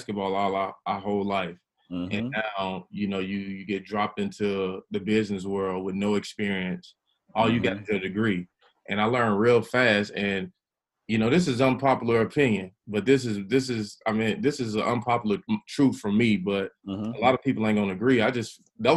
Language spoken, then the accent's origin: English; Chattanooga, Tennessee, United States; I grew up in the West Side, Chattanooga